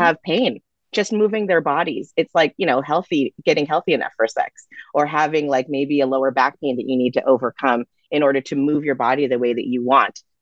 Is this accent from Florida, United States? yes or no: no; California, United States; being a Californian